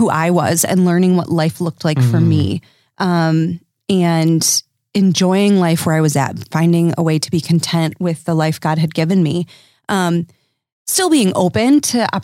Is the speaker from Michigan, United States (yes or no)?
yes; Dutch enclaves, Michigan, United States; I come from Dutch enclaves